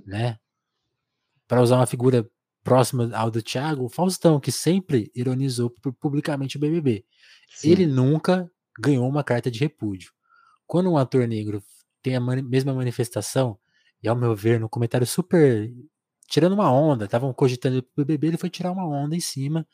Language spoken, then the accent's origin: Portuguese; Ribeirão Preto, São Paulo, Brazil; eu sou de Ribeirão, eu sou de Ribeirão Preto, eu sou de São Paulo, mas eu vivo aqui no interior de São Paulo